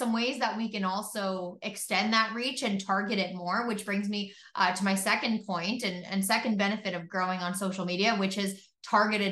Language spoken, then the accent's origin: English; Canada; I'm from Canada